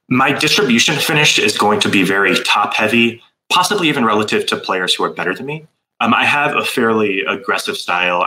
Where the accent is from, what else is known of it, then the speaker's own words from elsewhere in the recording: Fairfax, Virginia, United States; moved away; also born or lived in California / Malta / Toronto / Vancouver; I grew up in Fairfax, Virginia, which is a nice little suburb of DC, a great place to grow up.